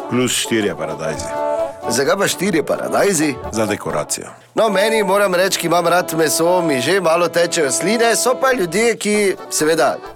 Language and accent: Slovenian; Maribor, Slovenia; Fotar je Srb, ki se je preselil sem, jaz sem rojen tu v Mariju.